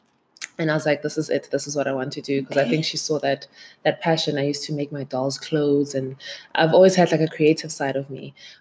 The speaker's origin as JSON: {"language": "English", "town": "Johannesburg", "region": "Gauteng", "country": "South Africa", "tie": "born or raised there", "said": "I'm born and bred Johannesburg. People are always like, can't be, where's home? I'm from Joburg. I grew up in Soweto for the first 8 years of my life, where I lived with my grandmother and my mom. And I went to school here in Morningside."}